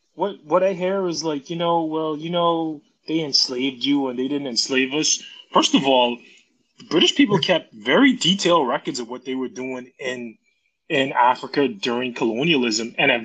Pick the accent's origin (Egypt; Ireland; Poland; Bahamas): Bahamas; moved away; I'm from the Bahamas, and I am a failed basketball player turned stay-at-home dad.